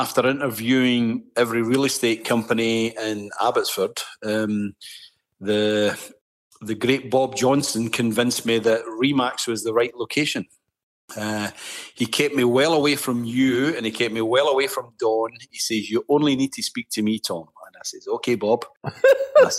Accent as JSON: {"language": "English", "region": "Scotland", "country": "United Kingdom", "accent": "Scottish", "moved": "as an adult", "lives_now": "Canada", "said": "in God's country, Scotland, they talk their own dialect just to be different from the rest of the UK"}